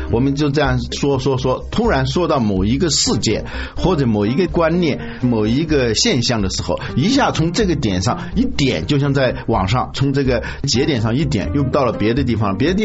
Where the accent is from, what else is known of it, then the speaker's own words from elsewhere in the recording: China; 我们中国人